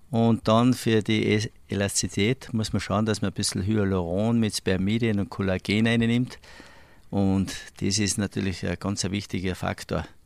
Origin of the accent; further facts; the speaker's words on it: Saalbach-Hinterglemm, Salzburg, Austria; Ja, meins ist natürlich einmal meine Heimat Salbach-Hinterglemm mit dem Skizirkus